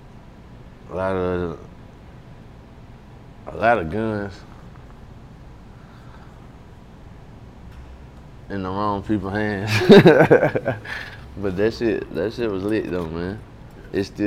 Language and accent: English; Columbia, South Carolina, United States; also born or lived in Manning, South Carolina; I was raised in Columbia, South Carolina, but born in Manning, South Carolina.